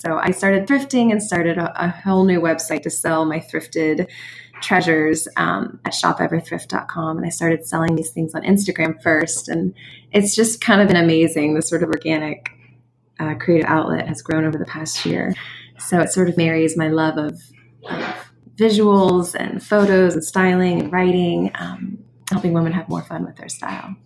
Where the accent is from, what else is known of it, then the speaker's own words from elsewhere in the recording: Midwest, United States; moved away as an adult; also born or lived in New York City / Pittsburgh, Pennsylvania; now in Sewickley, United States; I grew up in the Midwest